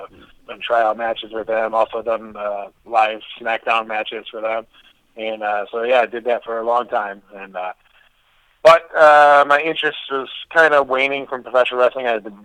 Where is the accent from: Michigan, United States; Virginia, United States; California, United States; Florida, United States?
Michigan, United States; Detroit; I'm from Detroit area